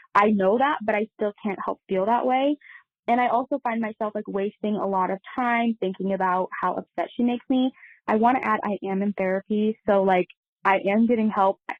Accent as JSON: {"language": "English", "region": "Midwest", "country": "United States", "said": "I am from the Midwest"}